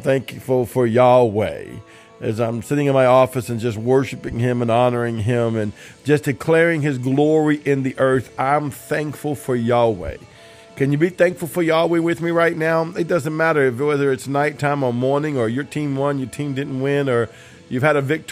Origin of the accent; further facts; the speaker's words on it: New Orleans, Louisiana, United States; I'm from the New Orleans area